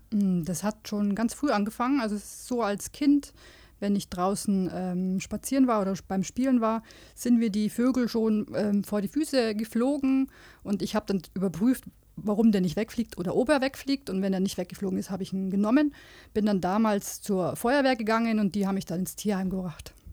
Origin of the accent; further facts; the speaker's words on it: Munich, Bavaria, Germany; also born or lived in Regensburg; Also die ersten acht Jahre und dann sind wir nach München gezogen.